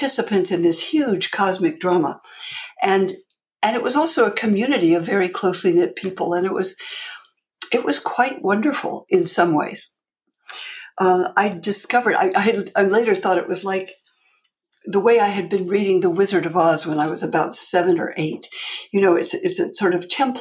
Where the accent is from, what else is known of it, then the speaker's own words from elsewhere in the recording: Palo Alto, California, United States; moved away as an adult; also born or lived in New York; I grew up in Palo Alto in California